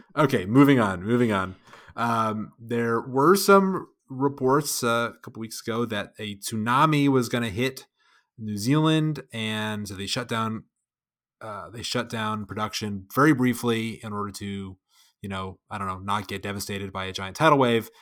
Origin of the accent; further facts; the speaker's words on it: United States; I'm an American